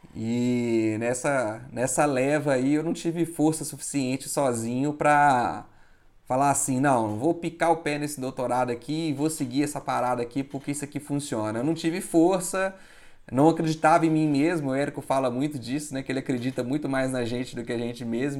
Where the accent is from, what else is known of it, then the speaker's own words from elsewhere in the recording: Minas Gerais, Brazil; eu sou de Minas